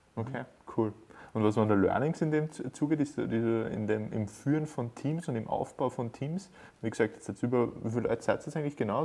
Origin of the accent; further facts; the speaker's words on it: Upper Austria, Austria; bei uns in Oberösterreich